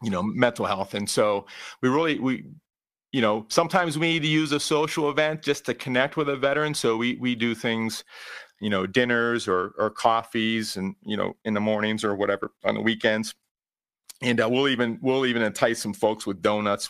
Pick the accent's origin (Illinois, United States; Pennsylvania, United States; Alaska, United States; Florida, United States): Pennsylvania, United States; Pittsburgh; now in Cleveland, United States; I am originally from the Pittsburgh area